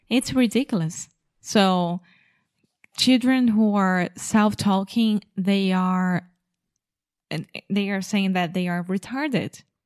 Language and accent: English; England, United Kingdom; I'm English